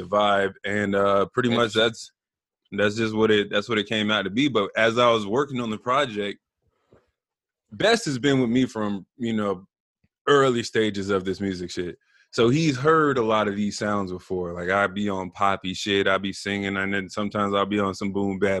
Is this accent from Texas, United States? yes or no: no; Southern California, United States; I'm from Southern California